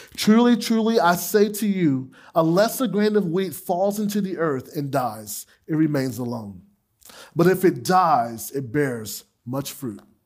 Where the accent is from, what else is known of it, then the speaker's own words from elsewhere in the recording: Gainesville, United States; my hometown on the far east side of Gainesville